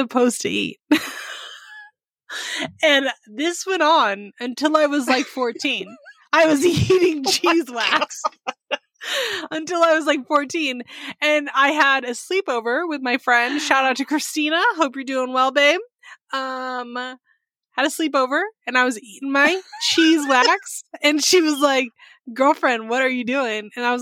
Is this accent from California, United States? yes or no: yes; Sonoma County, California, United States; I grew up in Sonoma County, which is just north of San Francisco